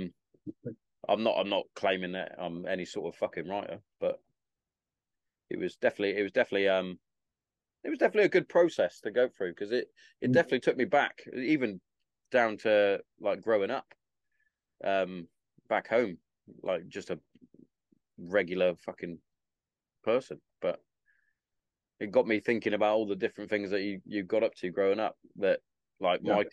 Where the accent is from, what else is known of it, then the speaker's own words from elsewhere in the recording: Hereford, West Midlands, United Kingdom; accent: Herefordian; moved away as an adult; also born or lived in Carterton / Bury St Edmunds; I grew up in Hereford.